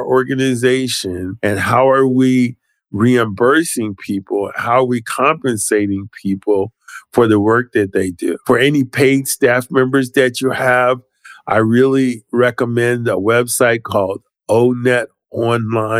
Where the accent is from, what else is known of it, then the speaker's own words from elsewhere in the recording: Philadelphia, Pennsylvania, United States; I'm from Philadelphia